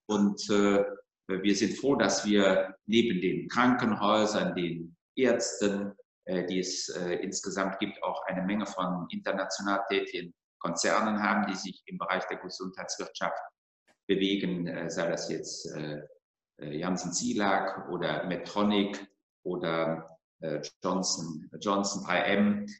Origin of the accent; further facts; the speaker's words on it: North Rhine-Westphalia, Germany; Bin im Rheinland geboren, bin Rheinländer